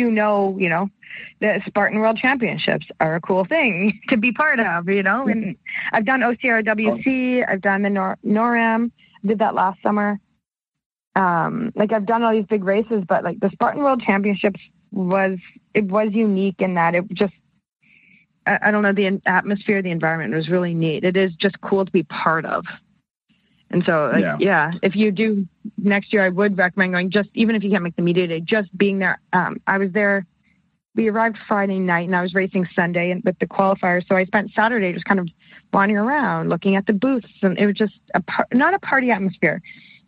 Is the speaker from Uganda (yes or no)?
no; Canada; I'm Canadian